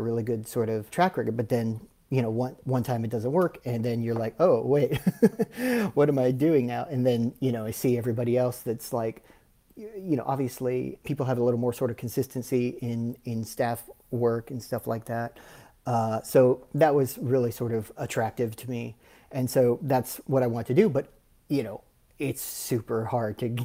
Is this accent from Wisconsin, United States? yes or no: no; South Texas, United States; moved away as an adult; also born or lived in Dallas, Texas; now in Los Angeles, United States; I'm from South Texas originally.